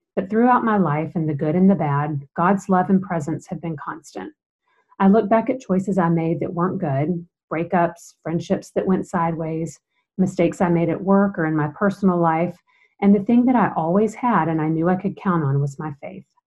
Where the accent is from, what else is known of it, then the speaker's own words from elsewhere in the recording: Macon, Georgia, United States; I was born and raised in Macon, Georgia